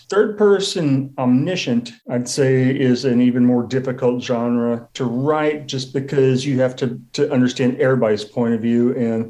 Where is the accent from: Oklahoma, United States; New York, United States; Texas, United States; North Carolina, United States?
Texas, United States; San Antonio; also born or lived in Germany; I've been to Berlin. I lived in Germany. I'm from San Antonio, Texas. I've been in the Texas Hill Country.